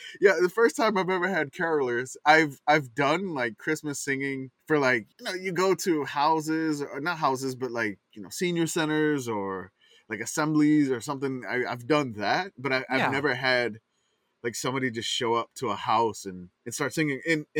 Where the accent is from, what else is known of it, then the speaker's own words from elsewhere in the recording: Louisiana, United States; growing up in Louisiana.